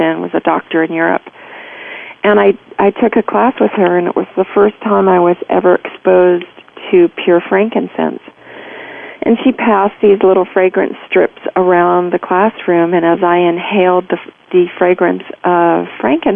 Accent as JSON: {"language": "English", "country": "United States", "tie": "born or raised there", "also_born_or_lived": "Virginia / Georgia", "said": "I grew up in Virginia and Georgia"}